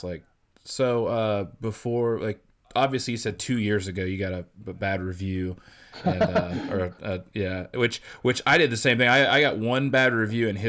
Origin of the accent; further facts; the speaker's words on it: Illinois, United States; I grew up in Illinois